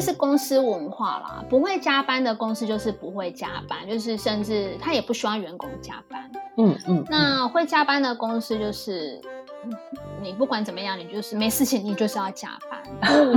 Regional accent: Taiwan; moved away as an adult; now in Japan; 我们台湾人就比较直接

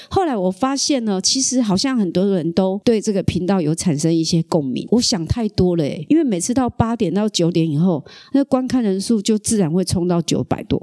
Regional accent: Kaohsiung, Taiwan; accent: Taiwanese Mandarin; 我只能在高雄，所以我从来都没有离开过高雄，幼稚园到研究所到工作，拿到退休金再下一个人生，又赚到第二桶金再下一个人生，我一生都想要离开高雄，始终没有能力离开

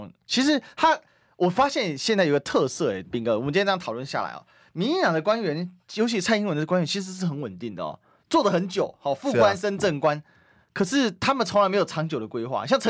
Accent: Kaohsiung, Taiwan; 其实这是我们高雄人的痛啊，是啊，就是都要载水啊。

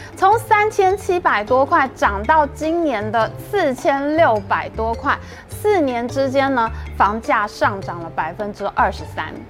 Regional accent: Taiwan; 我们台湾人在自己的台湾呢，去外县市旅游

